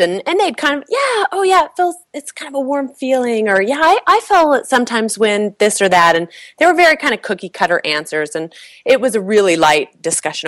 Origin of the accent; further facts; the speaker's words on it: California, United States; moved away; also born or lived in Provo, Utah / Chicago; I grew up in California